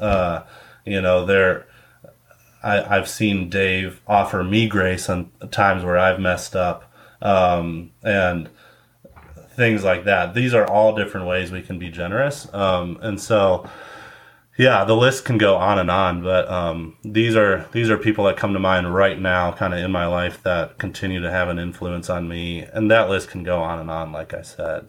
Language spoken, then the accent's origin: English; Cleveland, Ohio, United States; also born or lived in Valparaiso, Indiana; now in Indianapolis, United States; I'm originally from Cleveland, Ohio